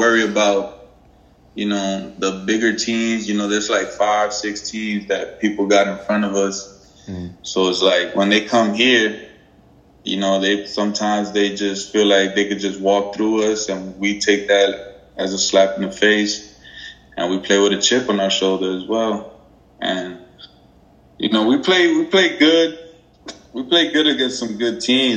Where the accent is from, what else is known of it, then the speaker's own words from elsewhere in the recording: New York City, New York, United States; moved away as an adult; now in Beaufort, United States; I'm from New York City